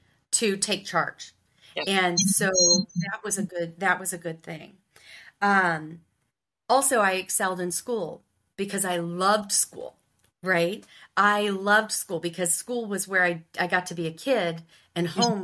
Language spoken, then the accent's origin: English; Ohio, United States; the good old Midwest, Ohio